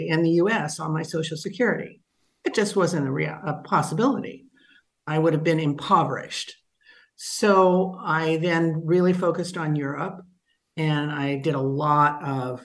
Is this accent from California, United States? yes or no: yes; California, United States; moved away as an adult; also born or lived in Connecticut; now in Portugal; I'm from California